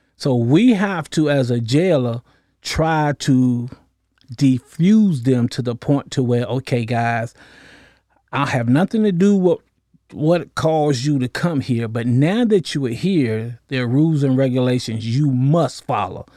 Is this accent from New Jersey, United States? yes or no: no; Norfolk, Virginia, United States; I'm originally from Norfolk, Virginia, raised up in the projects of Norfolk